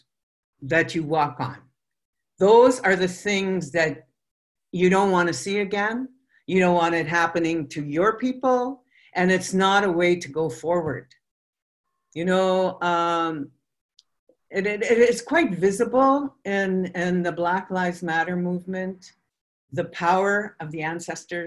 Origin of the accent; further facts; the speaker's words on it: Fort McMurray, Alberta, Canada; I was born in Fort McMurray